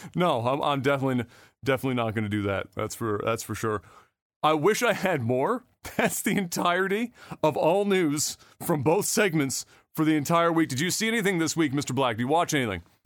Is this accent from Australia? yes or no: no; Canada; as a Canadian